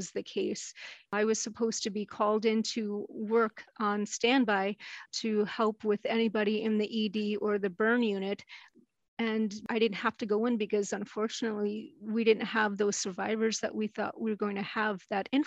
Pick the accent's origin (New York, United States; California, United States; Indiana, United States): New York, United States; New York City; I grew up in New York City, Manhattan area